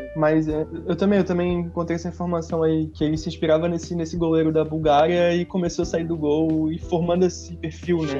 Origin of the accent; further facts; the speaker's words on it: Brazil; a gente como brasileiro